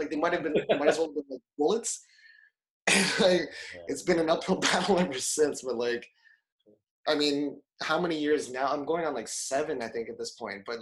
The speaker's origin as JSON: {"language": "English", "town": "Toronto", "region": "Ontario", "country": "Canada", "lives_now": "Japan", "said": "So like we had met back in Canada. Um, I was coming from Toronto, obviously."}